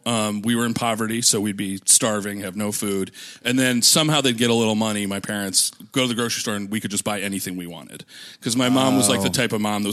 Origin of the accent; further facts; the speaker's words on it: Minnesota, United States; moved away; because we're both from Minnesota.